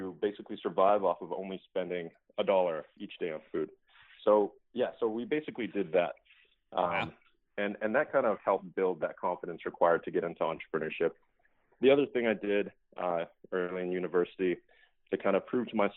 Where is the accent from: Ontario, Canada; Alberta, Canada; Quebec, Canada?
Alberta, Canada; Calgary; I grew up in Calgary, Alberta, in Canada.